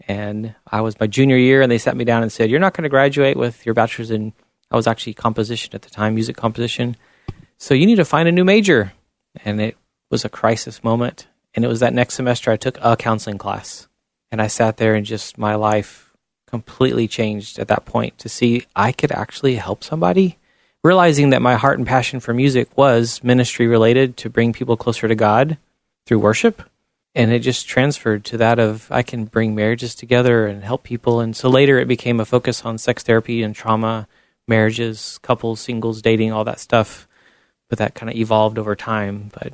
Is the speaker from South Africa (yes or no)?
no; Chile; There was a lot of struggles there because I was kind of the white redhead amongst a very different looking people.